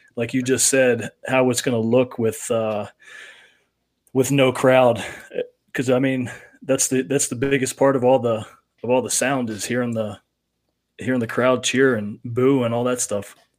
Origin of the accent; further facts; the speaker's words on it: Las Vegas, Nevada, United States; coming to Vegas more now in my hometown